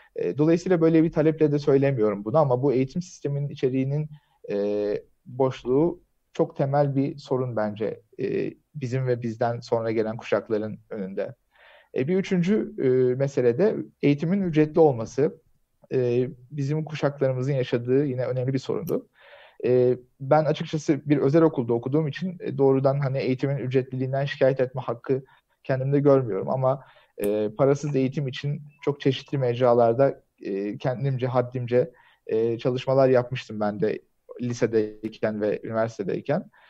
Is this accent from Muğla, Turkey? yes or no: no; Bursa, Turkey; ben de Bursalıyım